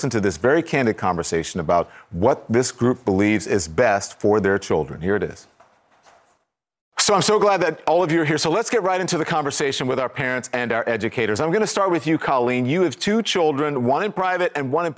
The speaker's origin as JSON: {"language": "English", "region": "the South", "country": "United States", "said": "I'm from the South."}